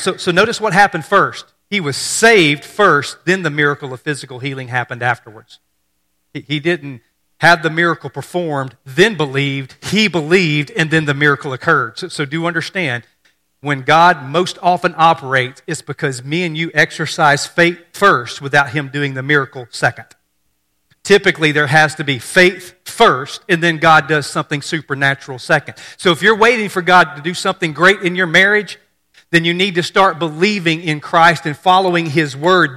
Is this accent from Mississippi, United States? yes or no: yes; Mississippi, United States; growing up in Mississippi